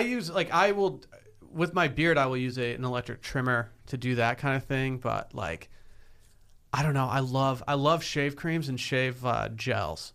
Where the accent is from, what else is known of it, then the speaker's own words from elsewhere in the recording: Harbor Springs, Michigan, United States; spent a summer in Harbor Springs, Michigan, my hometown